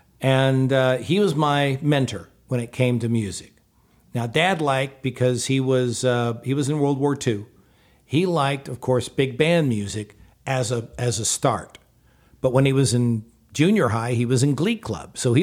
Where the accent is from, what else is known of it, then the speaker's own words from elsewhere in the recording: Houston, Texas, United States; I was in the house I grew up in down in Houston